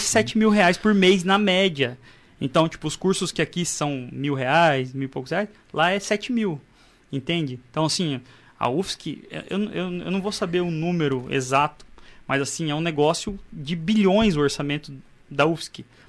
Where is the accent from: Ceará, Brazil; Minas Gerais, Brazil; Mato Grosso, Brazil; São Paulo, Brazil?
Mato Grosso, Brazil; eu era do Mato Grosso